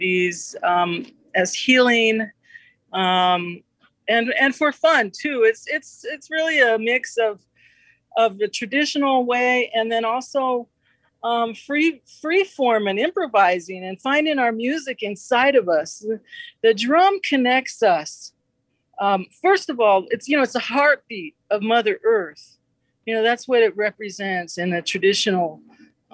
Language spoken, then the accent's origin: English; Southwest, United States; I'm a Chicana from the Southwest